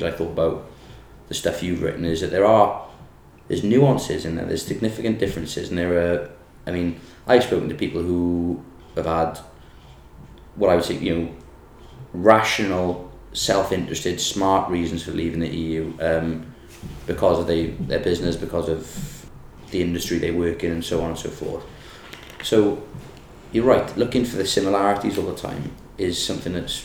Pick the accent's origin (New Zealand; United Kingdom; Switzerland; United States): United Kingdom; Porthcawl, Wales; I'm from Porthcawl. It's not the valleys, but you know, it's kind of valleys on sea in a way